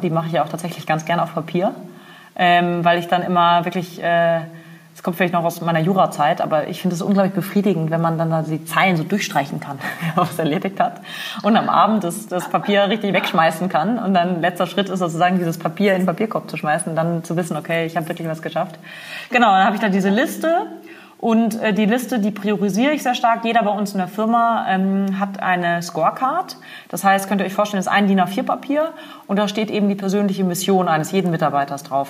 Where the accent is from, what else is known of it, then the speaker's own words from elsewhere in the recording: Freiburg im Breisgau, Baden-Württemberg, Germany; moved away as an adult; also born or lived in Berlin; Ich komme ursprünglich aus Freiburg im Breisgau im wunderschönen Schwarzwald. Ähm, bin da zur Schule gegangen